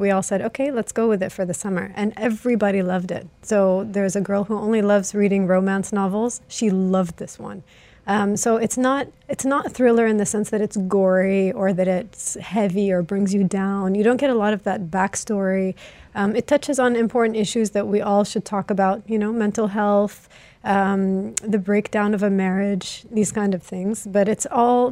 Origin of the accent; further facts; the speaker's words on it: Greece; moved away; I grew up in Greece